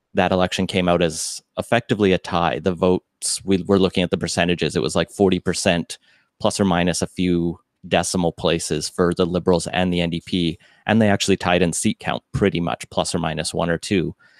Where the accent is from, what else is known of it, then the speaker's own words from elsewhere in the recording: Alberta, Canada; moved away as an adult; also born or lived in Metro Vancouver / England; now in Vancouver, Canada; I grew up in Alberta, and I moved here in two thousand nine